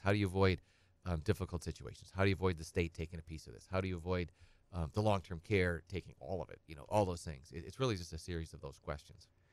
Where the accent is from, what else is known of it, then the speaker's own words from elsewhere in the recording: Edgar, United States; I'm from Edgar. I grew up on a little small hobby farm